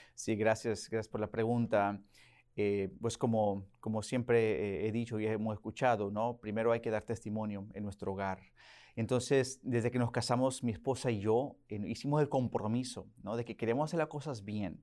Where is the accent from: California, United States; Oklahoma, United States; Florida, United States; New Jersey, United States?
Oklahoma, United States; Spanish is a second language; moved away as an adult; now in Virginia, United States; Yo nací en Oklahoma, ahí básicamente crecí también